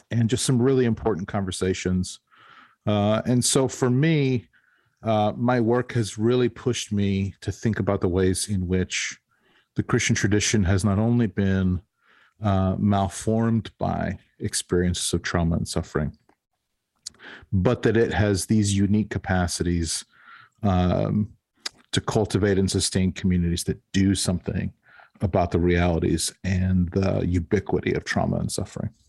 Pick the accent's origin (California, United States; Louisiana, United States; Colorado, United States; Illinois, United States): Colorado, United States; Denver; this was in Colorado. I grew up in Denver.